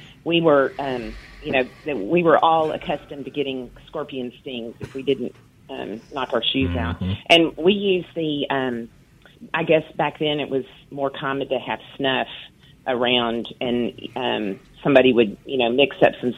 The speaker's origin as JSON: {"language": "English", "region": "West Texas", "country": "United States", "tie": "born or raised there", "moved": "yes", "lives_now": "Vicksburg, United States", "said": "I grew up in West Texas"}